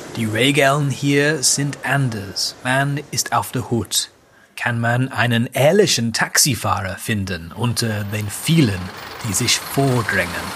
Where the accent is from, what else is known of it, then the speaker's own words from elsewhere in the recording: England, United Kingdom; Als Engländer von heute